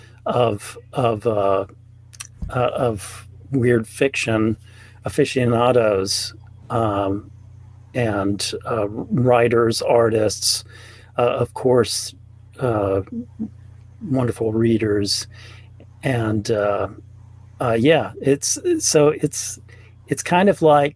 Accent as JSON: {"language": "English", "town": "Mobile", "region": "Alabama", "country": "United States", "tie": "born or raised there", "also_born_or_lived": "Birmingham, Alabama", "said": "I grew up in Alabama. I grew up in Mobile"}